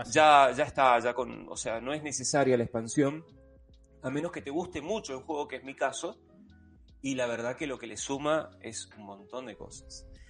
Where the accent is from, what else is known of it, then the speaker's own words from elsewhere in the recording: Argentina; como argentino